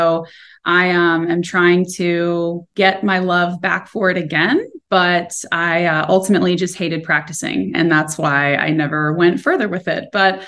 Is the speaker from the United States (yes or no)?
yes; Orlando, Florida, United States; also born or lived in North Carolina / Arkansas; I grew up in Orlando, played junior golf, started competing when I was 6. And then played in college for North Carolina for 2 years and then transferred to Arkansas and played for 3 years there.